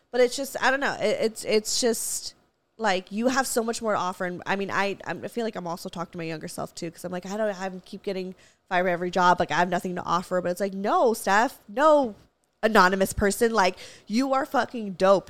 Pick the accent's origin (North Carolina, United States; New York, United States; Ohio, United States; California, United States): California, United States; Valencia; I grew up in Valencia. We have hella Walmarts.